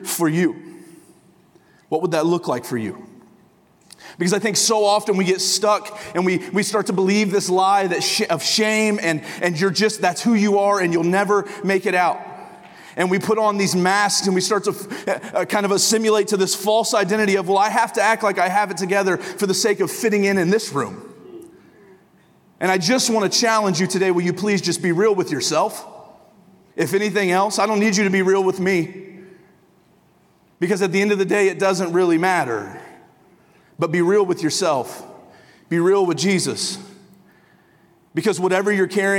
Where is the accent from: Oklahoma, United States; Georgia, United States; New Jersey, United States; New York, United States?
Oklahoma, United States; Tulsa; moved away as an adult; also born or lived in northern Michigan / Hays, Kansas; now in Michigan, United States; I live in northern Michigan, but I am from Tulsa, Oklahoma.